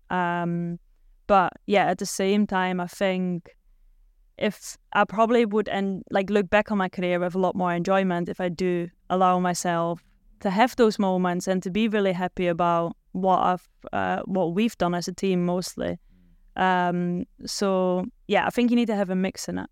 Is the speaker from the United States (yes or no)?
no; Netherlands; accent: Dutch; English is a second language; moved away as an adult; also born or lived in Germany; they weren't always happy with my accent 'cause I did still sound a bit Dutch